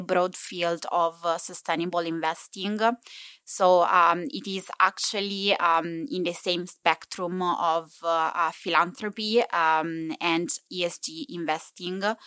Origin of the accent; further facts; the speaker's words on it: Italy; accent: Italian English; English is a second language; moved away as an adult; now in Copenhagen, Denmark; I'm from Italy, given my beautiful Italian English uh, uh, accent